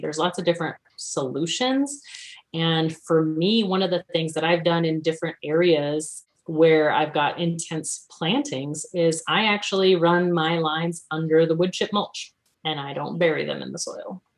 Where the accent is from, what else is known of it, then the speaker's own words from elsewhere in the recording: New Braunfels, Texas, United States; moved away; I'm from South Texas originally, uh, New Braunfels, between San Antonio and Austin